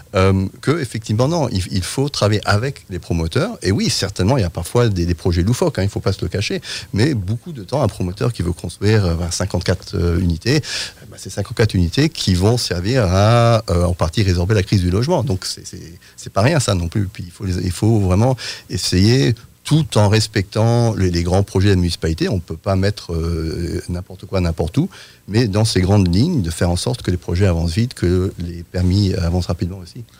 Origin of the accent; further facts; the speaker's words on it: France; moved away; je suis britannique, mais j'ai grandi dit en France